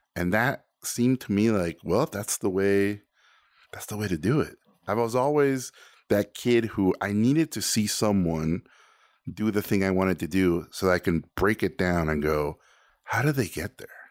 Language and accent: English; Tijuana, Baja California, Mexico; born or raised there; first language Spanish; English is a second language; also born or lived in Mexico City; now in United States